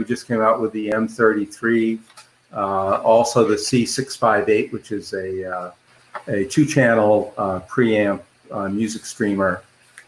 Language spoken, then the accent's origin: English; Boston, Massachusetts, United States; I grew up in the Boston area of Massachusetts